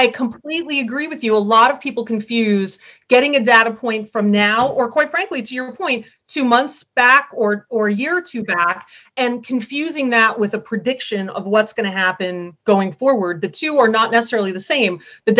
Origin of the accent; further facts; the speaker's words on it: East Coast, United States; also born or lived in Colorado / Illinois; now in Vermont, United States; I'm from the East Coast originally, but I've moved around quite a bit. I lived in Colorado for a while, in Illinois for a while